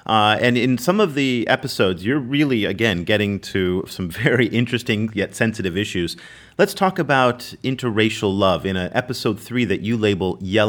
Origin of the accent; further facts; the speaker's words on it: United States; now in Vietnam; as an American